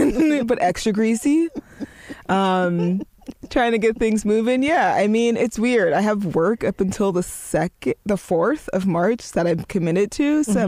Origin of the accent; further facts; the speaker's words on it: Oakland, California, United States; moved away; it's my hometown, and I have a real, and like, forever love for it. I don't want to live there ever again, but I do love it.